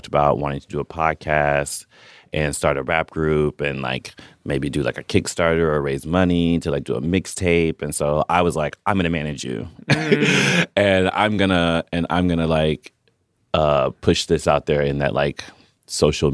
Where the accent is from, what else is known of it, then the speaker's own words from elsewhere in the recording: Chicago, Illinois, United States; also born or lived in Amsterdam; being a Chicagoan